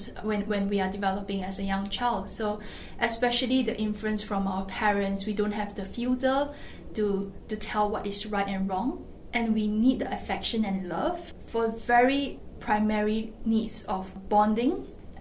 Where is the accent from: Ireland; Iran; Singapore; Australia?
Singapore; as a Singaporean